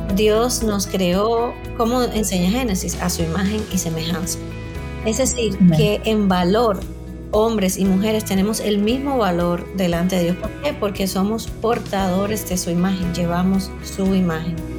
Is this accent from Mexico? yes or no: no; Cuba; moved away as an adult; soy cubana, aunque vivo hace ya muchos años fuera de Cuba.